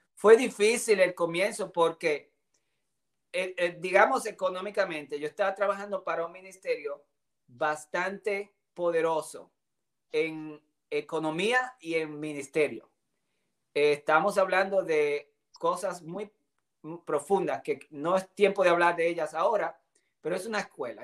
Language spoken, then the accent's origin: Spanish; Dominican Republic; moved away; also born or lived in Puerto Rico / Grand Rapids, Michigan / Tulsa, Oklahoma; tuve el privilegio de salir de República Dominicana en busca del sueño americano